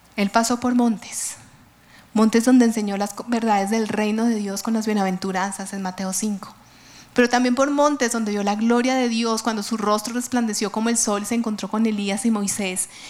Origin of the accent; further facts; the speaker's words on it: Colombia; nuestra Colombia